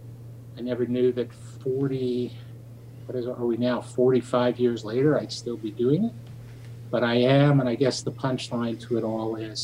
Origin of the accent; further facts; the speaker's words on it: Winnipeg, Manitoba, Canada; moved away as an adult; now in Toronto, Canada; I grew up in Winnipeg. I was born and raised there. I moved to Toronto in 1976 to go to law school